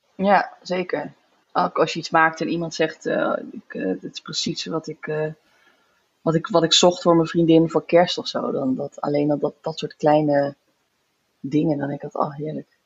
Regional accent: near Zandvoort, North Holland, Netherlands; moved away as an adult; also born or lived in Groningen / Den Bosch / Florence; now in Utrecht, Netherlands; ik kom uit de buurt van Zandvoort

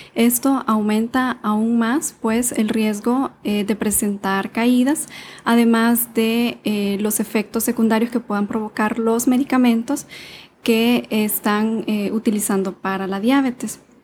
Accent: Honduras; sí soy médico hondureño

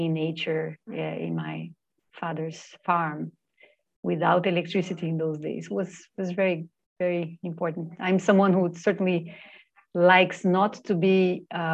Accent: Brasília, Federal District, Brazil; I was born in Brasilia, the capital of Brazil

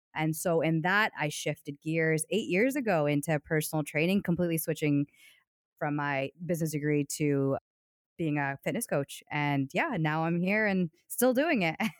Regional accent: Hudson, Ohio, United States; a company called Joann Fabrics, which, if you live in the U S, you're, I'm sure you're aware of that, that company, and they're headquartered in my, in my hometown

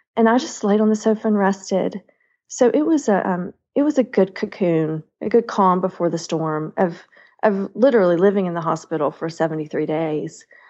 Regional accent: the South, United States; I am a Southerner at heart

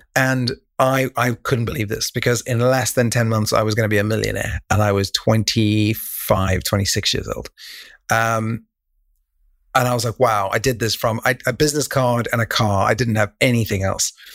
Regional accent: Cape Town, Western Cape, South Africa; moved away; also born or lived in Taiwan / Thailand; when I was a kid, I grew up in Cape Town, South Africa, in a place called Rugby

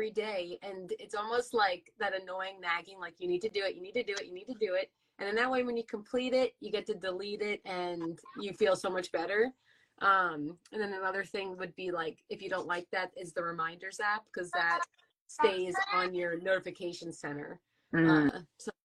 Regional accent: Amityville, New York, United States; also born or lived in Huntington, New York; I grew up in Amityville, and then I moved to Huntington in 2004

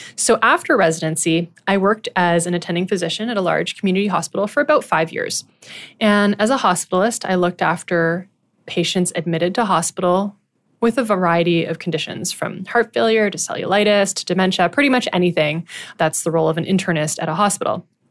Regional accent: Ottawa, Ontario, Canada; I was born and raised in Ottawa, Ontario

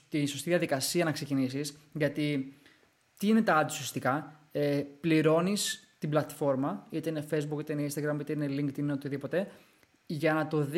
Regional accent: Greece; Ναι, ναι είμαι Έλληνας ρε φίλε.

